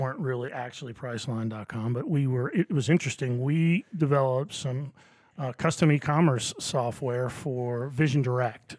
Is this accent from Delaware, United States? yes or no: yes; Wilmington, Delaware, United States; moved away as an adult; now in Augusta, United States; I grew up in Wilmington, Delaware